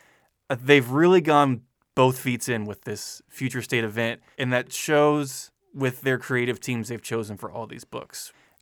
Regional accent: Midwest, United States; We're just from the Midwest. We don't know any better.

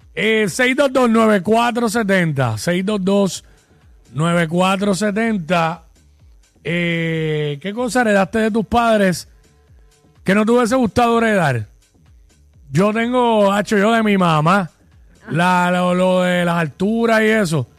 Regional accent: Cabo Rojo, Puerto Rico; me crié en Cabo Rojo

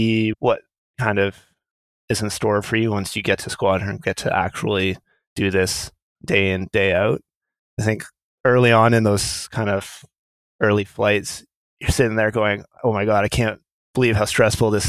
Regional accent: Thunder Bay, Ontario, Canada; moved away; When I was a young kid, I grew up in Thunder Bay

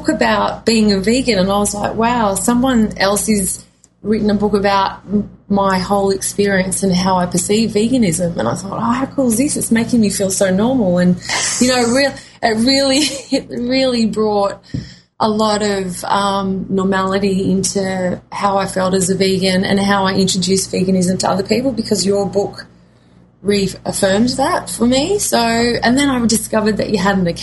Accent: east coast of New South Wales, Australia; also born or lived in Coffs Harbour; I come from Australia, the east coast of New South Wales

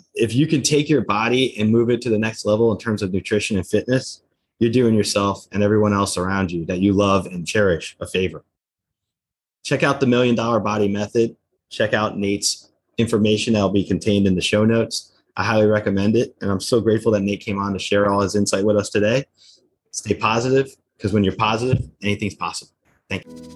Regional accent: New Jersey, United States; I grew up in New Jersey

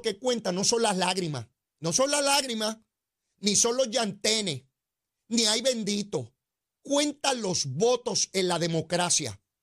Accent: Puerto Rico

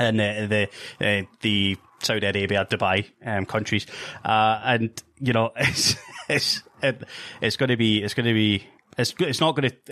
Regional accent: Scotland, United Kingdom; from my home country

